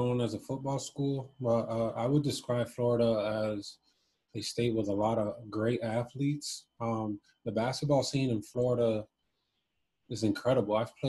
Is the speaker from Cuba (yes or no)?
yes; Cuba; moved away; But soccer was my favorite sport growing up, especially when I came from Cuba